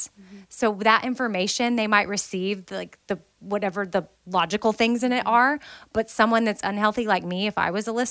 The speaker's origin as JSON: {"language": "English", "country": "United States", "said": "I'm American"}